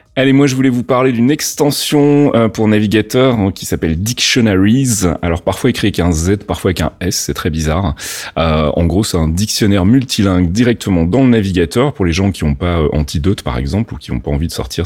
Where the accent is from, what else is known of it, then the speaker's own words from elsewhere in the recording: Belgium; accent: Belgian; mon accent belge ressort